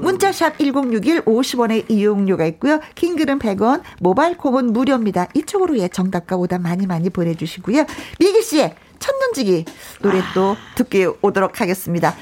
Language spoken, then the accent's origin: Korean; Wonju, Gangwon, South Korea; 어린 시절이 생각나는 거예요. 원주에 살았을 때